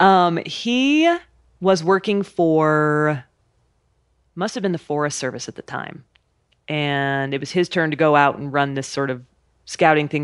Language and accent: English; Idaho, United States; I grew up in Idaho camping and hiking and being outside